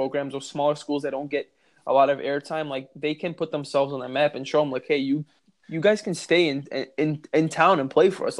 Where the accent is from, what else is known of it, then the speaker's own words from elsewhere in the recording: Chicago, Illinois, United States; we're from Chicago